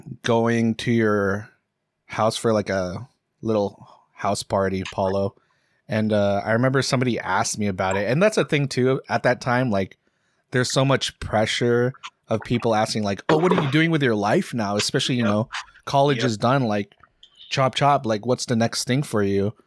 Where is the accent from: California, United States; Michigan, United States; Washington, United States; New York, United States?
Washington, United States; Seattle; growing up in Seattle, especially in the fucking burbs